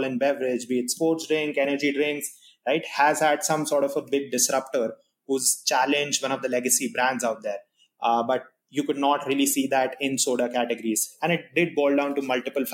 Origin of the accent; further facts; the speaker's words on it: India; moved away as an adult; now in United States; And I'm not from the US, so I come from India